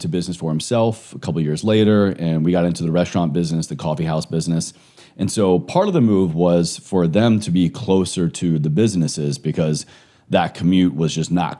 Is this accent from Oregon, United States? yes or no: no; Roanoke, Virginia, United States; Very small town, Southwest Virginia, almost to the Virginia-North Carolina border.